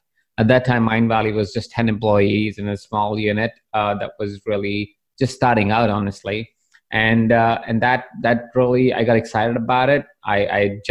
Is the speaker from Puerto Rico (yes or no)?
no; Jaipur, Rajasthan, India; I was born in the small town of Jaipur in India about several years ago